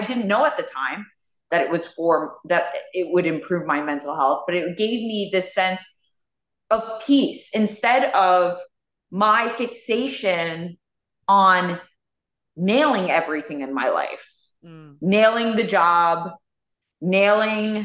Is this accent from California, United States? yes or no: no; New York City, New York, United States; born and raised in Queens.